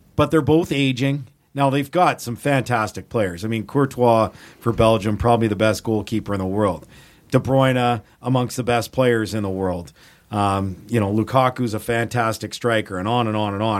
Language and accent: English; Edmonton, Alberta, Canada; born and raised in Edmonton